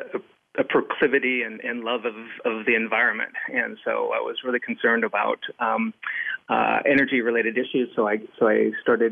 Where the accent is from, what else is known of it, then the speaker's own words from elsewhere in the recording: Southern California, United States; I grew up in Southern California